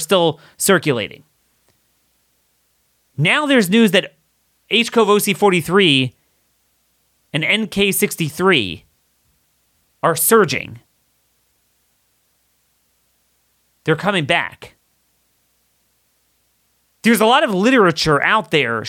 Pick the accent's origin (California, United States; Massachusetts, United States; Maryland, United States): Maryland, United States; my home state of Maryland